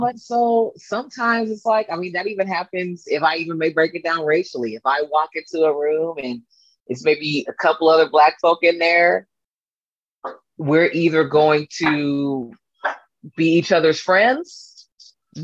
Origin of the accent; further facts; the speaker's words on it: Fairfield, California, United States; now in Los Angeles, United States; I'm originally from the Bay Area. I grew up uh, near Napa, kind of like a little city called Fairfield, kind of like in between Napa and San Francisco.